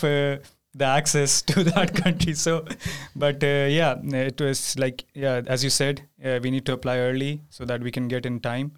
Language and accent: English; India; moved away as an adult; now in Sweden; I'm from India.